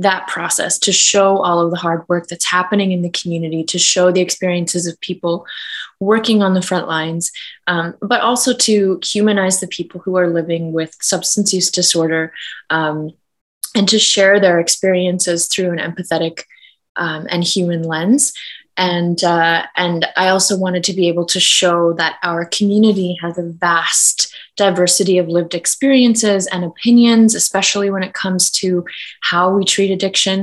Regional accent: Kainai, southern Alberta, Canada; I am Blackfoot from Ghana, or Kainai, in southern Alberta.

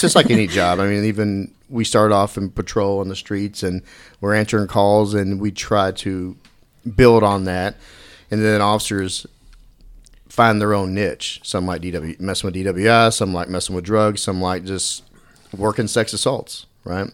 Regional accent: Dallas, Texas, United States; I grew up in Dallas

